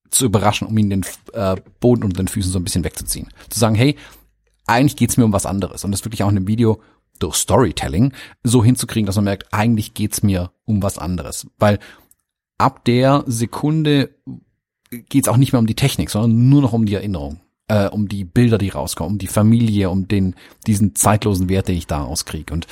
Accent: Baden-Württemberg, Germany; Hallo, bin ja Schwabe

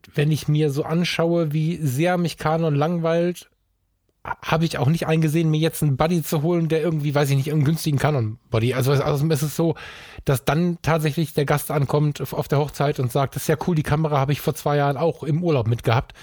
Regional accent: Düsseldorf, North Rhine-Westphalia, Germany; ich bin in Düsseldorf geboren und bin unglaublich viel in Düsseldorf

